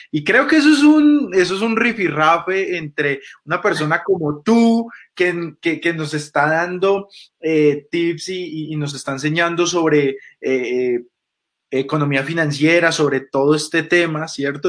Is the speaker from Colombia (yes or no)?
yes; Colombia; Nosotros como, colombianos